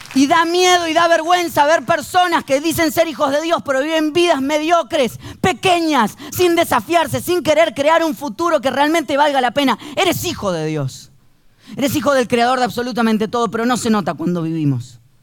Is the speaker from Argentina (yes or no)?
yes; Argentina; Somos conocidos los argentinos por el tango